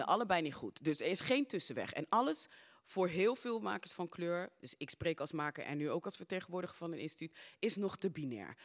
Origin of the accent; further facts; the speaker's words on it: Suriname; now in Netherlands; geboren in Suriname